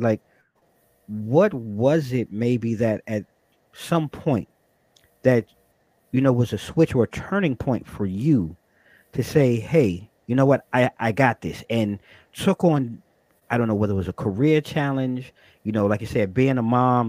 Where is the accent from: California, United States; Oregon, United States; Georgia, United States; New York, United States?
New York, United States; Long Island; also born or lived in Brooklyn, New York; now in Virginia, United States; I was born and raised in Brooklyn, but I grew up on Long Island